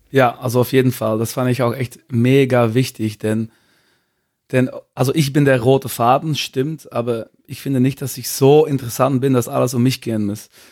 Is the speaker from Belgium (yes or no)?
yes; Belgium; German is a second language; moved away as an adult; now in Cologne, Germany; ich komme aus Belgien